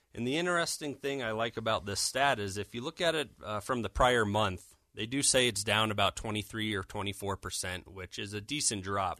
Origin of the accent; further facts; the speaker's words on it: Denver, Colorado, United States; born and raised in Denver.